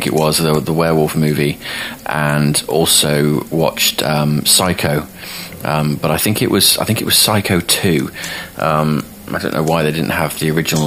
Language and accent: English; United Kingdom